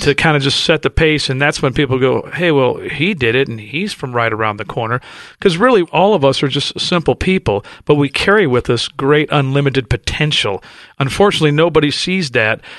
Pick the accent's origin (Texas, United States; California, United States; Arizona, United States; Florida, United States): California, United States; Los Angeles; And I grew up in South Central L A. I grew up straight out of Compton